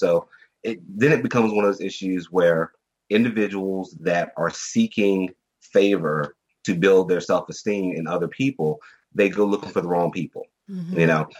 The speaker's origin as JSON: {"language": "English", "country": "Germany", "tie": "born or raised there", "said": "but I was raised in Germany. I was I'm ex-military brat right now."}